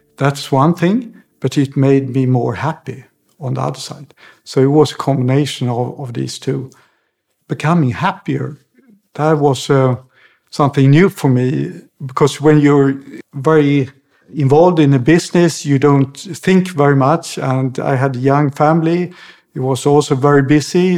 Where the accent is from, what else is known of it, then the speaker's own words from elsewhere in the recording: outside Stockholm, Stockholm County, Sweden; moved away; also born or lived in Zurich, Switzerland / Mallorca, Spain; I grew up uh, outside Stockholm